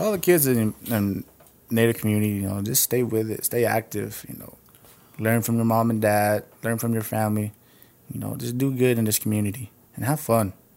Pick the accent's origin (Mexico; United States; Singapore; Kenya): United States; I was born in Radoso, and I just moved from subdivision to subdivision